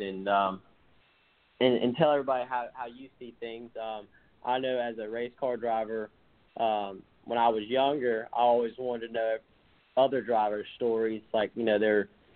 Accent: Alabama, United States; I'm from Alabama, so there's not many tall buildings around here.

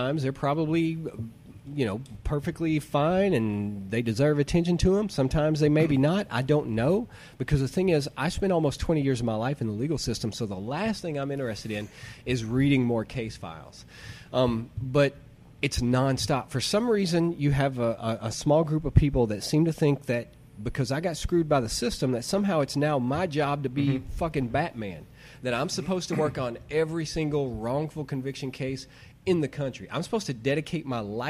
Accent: Arkansas, United States; moved away as an adult; also born or lived in Salem; now in New York City, United States; growing up in Arkansas.

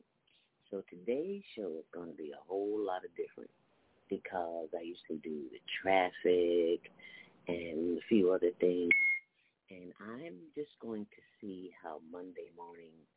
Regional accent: Chicago, Illinois, United States; I'm from Chicago, so I'm used to cold

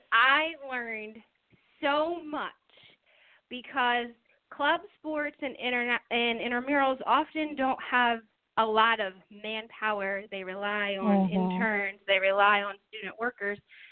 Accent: Easton, Pennsylvania, United States; I moved back home to my hometown of Easton, Pennsylvania

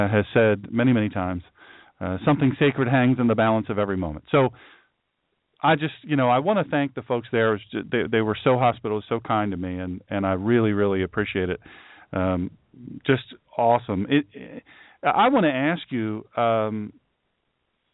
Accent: United States; I'm from Sussex County, but not all Sussex County folks are stupid.

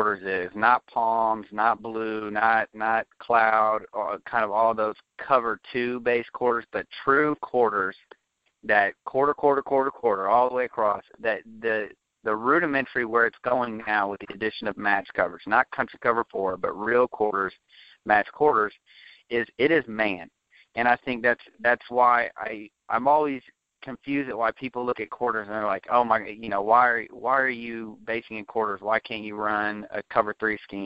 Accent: Liberty, Missouri, United States; moved away as an adult; also born or lived in Texas; now in Midlothian, United States; I grew up in Kansas City, Missouri, in a town. It's a large school town north of Kansas City in Liberty, Missouri

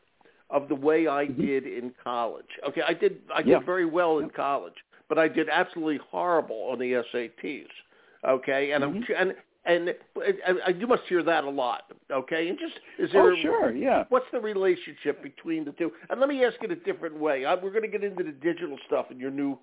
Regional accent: Philadelphia, Pennsylvania, United States; I grew up in Philly

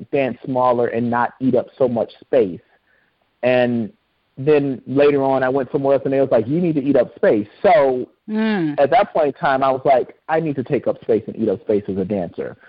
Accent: Inkster, Michigan, United States; also born or lived in Detroit, Michigan; now in Seattle, United States; I grew up in Inkster, Michigan

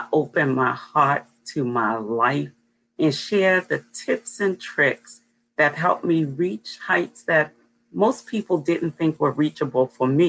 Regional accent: Baltimore, Maryland, United States; I was born and raised in Baltimore. I live in the western part of Maryland

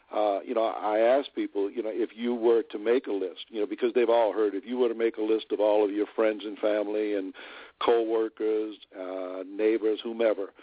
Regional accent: New Orleans, Louisiana, United States; I'm originally from New Orleans, and I was living in New Orleans during the time of that company launch

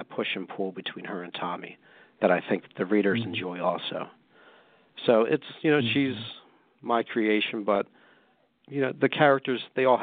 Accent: Pennsylvania, United States; I'm, I'm from Pennsylvania, and, and anybody from Pennsylvania

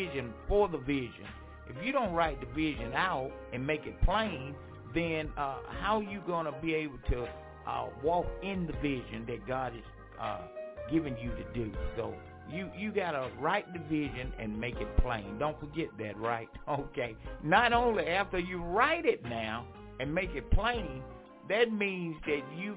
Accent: Franklinton, North Carolina, United States; moved away; my hometown, Franklinton, North Carolina.

